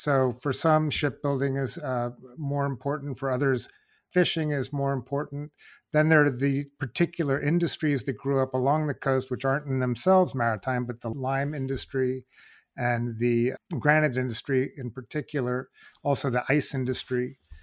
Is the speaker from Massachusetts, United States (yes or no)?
no; New York, United States; I grew up in New York